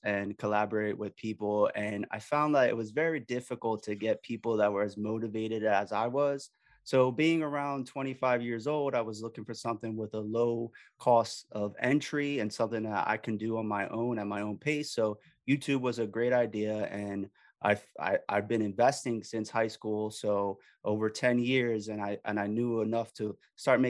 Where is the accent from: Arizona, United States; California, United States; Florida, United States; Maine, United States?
Florida, United States; Miami; now in Philadelphia area, United States; I'm originally from Miami.